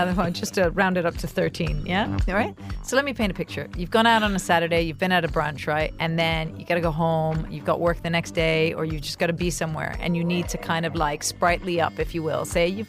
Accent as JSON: {"language": "English", "region": "Dubai", "country": "United Arab Emirates", "tie": "born or raised there", "also_born_or_lived": "Italy"}